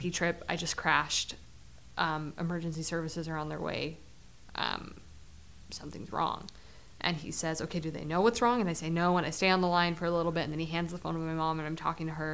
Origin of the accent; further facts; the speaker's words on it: Utah, United States; I'm used to skiing on powder because I grew up in Utah